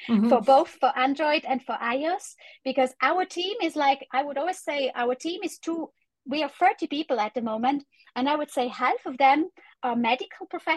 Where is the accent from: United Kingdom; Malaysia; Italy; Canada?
Italy; I'm from Italy